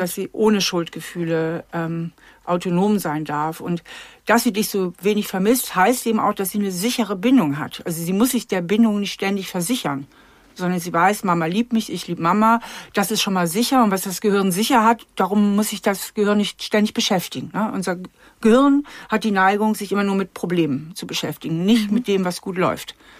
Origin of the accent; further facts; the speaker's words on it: Germany; also in Hamburger ähm, Vorort